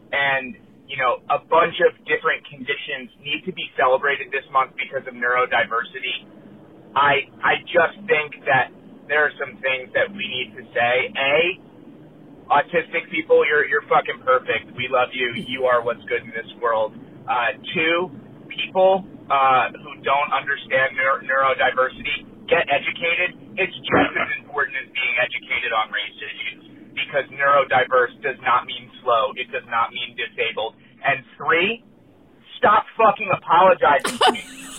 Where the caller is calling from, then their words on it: San Clemente, California, United States; I'm calling from San Clemente, California